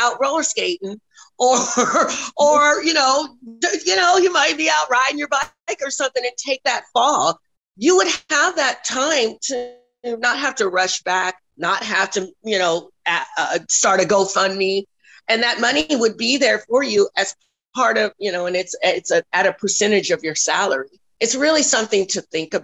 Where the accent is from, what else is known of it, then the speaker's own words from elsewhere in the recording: Denver, Colorado, United States; now in Texas, United States; I'm originally from Denver, Colorado